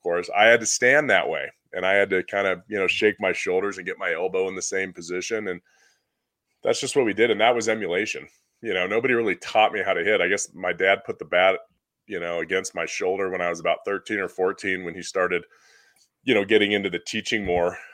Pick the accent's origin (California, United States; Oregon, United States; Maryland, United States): California, United States; Southern; I grew up in Southern California once I was twelve years old and older